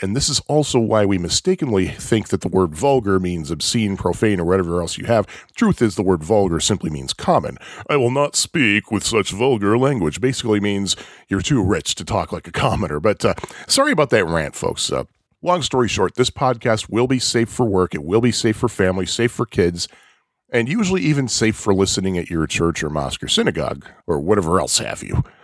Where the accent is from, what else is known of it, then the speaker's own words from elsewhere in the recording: outside of Chicago, Illinois, United States; also born or lived in Jersey Shore, New Jersey; I was born and raised outside of Chicago, and I currently live in the city of Chicago